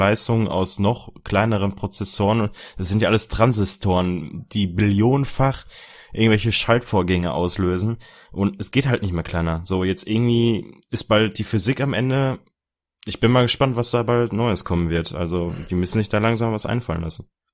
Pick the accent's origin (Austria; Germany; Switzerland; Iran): Germany; Dortmund, North Rhine-Westphalia; Ich komme aus Dortmund